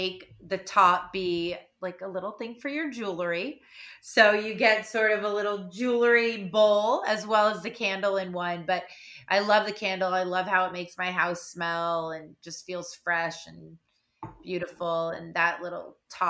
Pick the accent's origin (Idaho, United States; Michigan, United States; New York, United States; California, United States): California, United States; Malibu; I grew up in Malibu. I grew up on the beach.